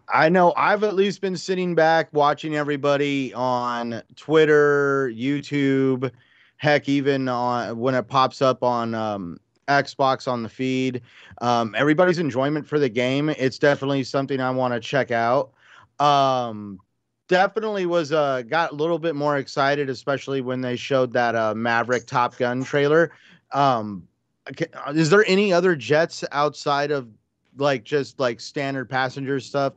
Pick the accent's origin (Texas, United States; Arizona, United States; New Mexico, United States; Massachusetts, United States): New Mexico, United States; Albuquerque; I grew up in Albuquerque near Kirkland Air Force Base